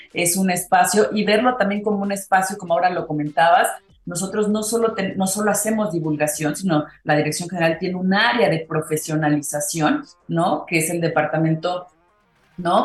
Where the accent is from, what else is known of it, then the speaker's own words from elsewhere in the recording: Mexico; decimos aquí en México